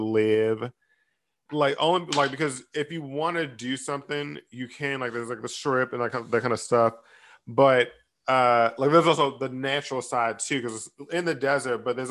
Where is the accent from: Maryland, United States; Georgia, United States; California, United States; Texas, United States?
Maryland, United States; moved away as an adult; I grew up in Maryland.